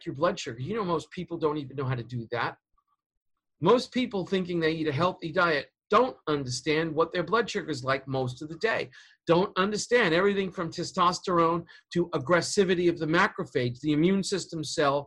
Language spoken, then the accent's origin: English; New York City, New York, United States; I'm from Queens. Elmhurst. I was born in that hospital